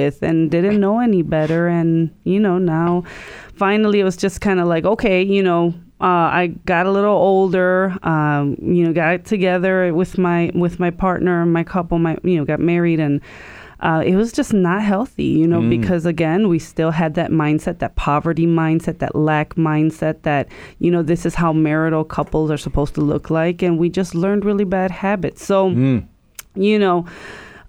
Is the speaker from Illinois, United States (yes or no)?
yes; Chicago, Illinois, United States; I grew up in Chicago